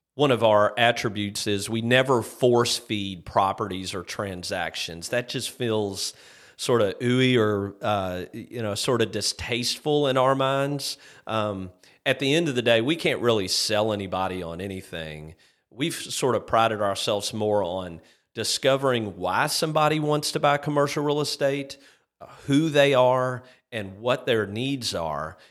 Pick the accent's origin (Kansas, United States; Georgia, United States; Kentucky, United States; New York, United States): Kentucky, United States; Shelbyville; my hometown of Shelbyville, Kentucky